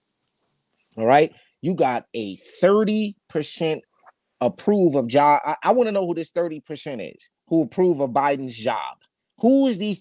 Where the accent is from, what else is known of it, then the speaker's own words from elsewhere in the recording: California, United States; now in New York, United States; my home state of California